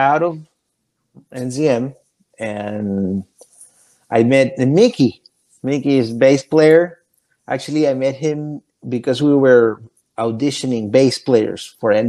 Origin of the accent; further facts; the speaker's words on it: Chile; English is a second language; moved away as an adult; also born or lived in Florida; now in Orlando, United States; I come from Chile